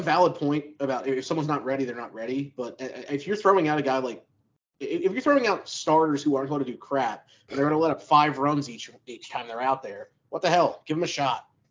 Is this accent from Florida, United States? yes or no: no; Philadelphia, Pennsylvania, United States; I grew up in Kensington, actual Kensington